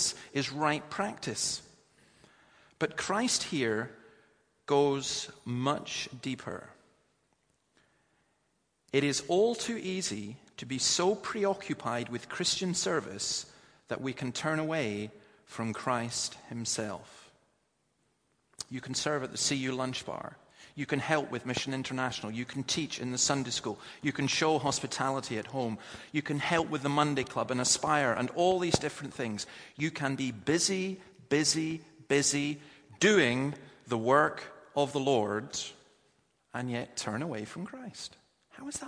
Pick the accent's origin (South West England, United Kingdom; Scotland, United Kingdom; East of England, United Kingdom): Scotland, United Kingdom; As a Scotsman